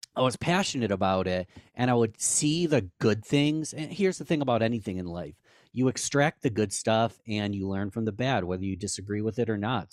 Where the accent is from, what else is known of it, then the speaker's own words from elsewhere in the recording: Rochester, New York, United States; our hometown of Rochester, New York